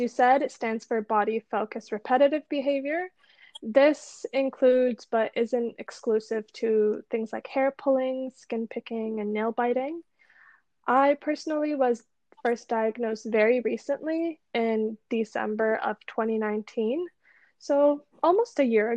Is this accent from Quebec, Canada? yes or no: no; Toronto, Ontario, Canada; I was born and raised in Toronto, Canada